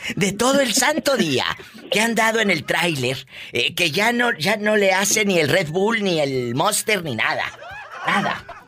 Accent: Matamoros, Tamaulipas, Mexico; moved away; ahí en mi tierra, en Matamoros, Tamaulipas

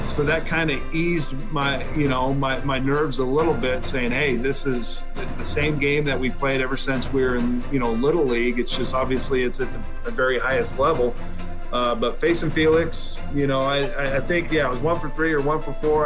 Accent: Washington, United States; moved away; Seattle at Safeco, obviously my home state

